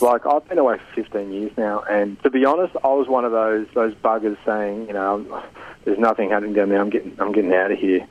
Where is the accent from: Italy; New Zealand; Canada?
Italy; moved away; growing up in Italy, I just remember when we used to go away in August. You know, we'd go down to Malfi Coast